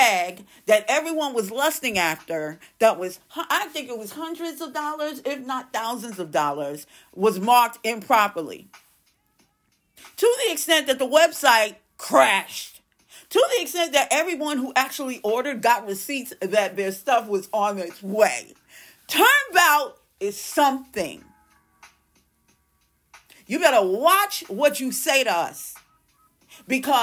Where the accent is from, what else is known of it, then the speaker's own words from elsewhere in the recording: New York City, New York, United States; I'm from New York. Maybe it's because I'm from Brooklyn